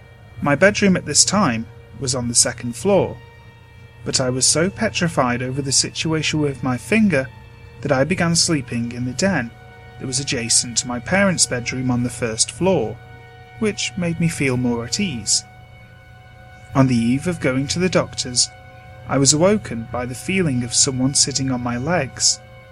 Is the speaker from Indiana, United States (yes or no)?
no; California, United States; The house I grew up in was in the Central Valley of California, and I believed it to be haunted.